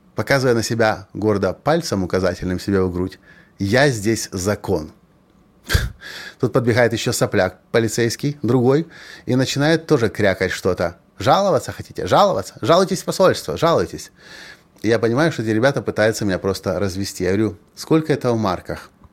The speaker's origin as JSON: {"language": "Russian", "country": "Ukraine", "said": "Я же ведь из Украины, из развитой страны"}